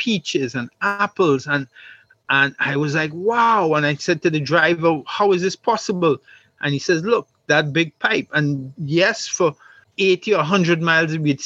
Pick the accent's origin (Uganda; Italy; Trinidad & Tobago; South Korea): Trinidad & Tobago; I grew up on the Texaco camp